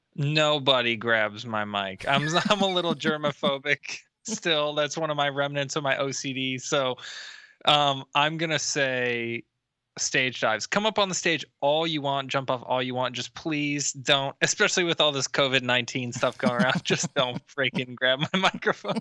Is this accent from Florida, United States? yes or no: yes; Tampa, Florida, United States; I'm from Tampa